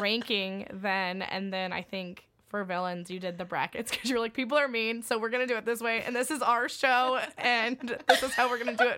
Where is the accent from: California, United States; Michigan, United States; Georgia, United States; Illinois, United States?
Illinois, United States; Springfield; we're from Springfield, Illinois